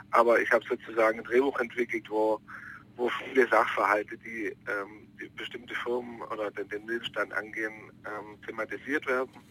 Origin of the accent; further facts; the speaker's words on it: Hechingen, Baden-Württemberg, Germany; klar, ich komme daher, ich mag meine Heimatstadt, das ist ein bisschen auch eine Liebeserklärung an meine Heimatstadt Hechingen.